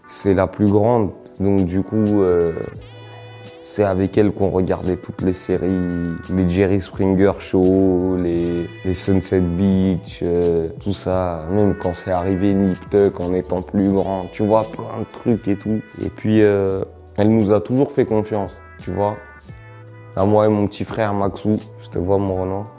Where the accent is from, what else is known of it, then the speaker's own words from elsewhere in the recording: Villeneuve-la-Garenne, Île-de-France, France; also born or lived in Valenton; j'ai grandi à Villeneuve-la-Garenne et à Valenton